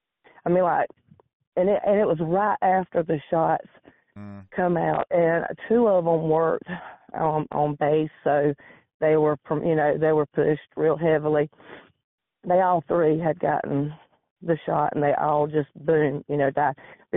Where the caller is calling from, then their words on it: Georgia, United States; Georgia in the United States.